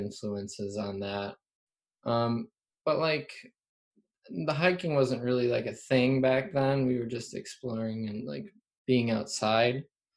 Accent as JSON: {"language": "English", "region": "Central Wisconsin", "country": "United States", "tie": "born or raised there", "said": "I live in the Central Wisconsin area like my whole life"}